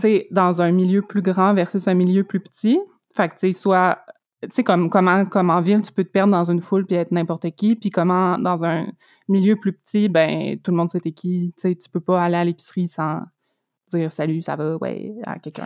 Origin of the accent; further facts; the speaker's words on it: Abitibi-Témiscamingue, Quebec, Canada; now in Montreal, Canada; quand j'avais comme deux ans, on est déménagé en, en Abitibi-Témiscamingue. Mon père est encore là, c'est là que j'ai grandi